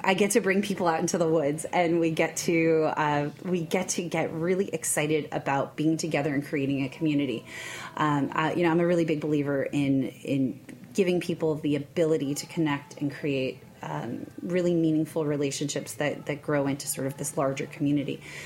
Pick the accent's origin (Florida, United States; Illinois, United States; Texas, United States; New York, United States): New York, United States; also born or lived in Kentucky; I am from New York originally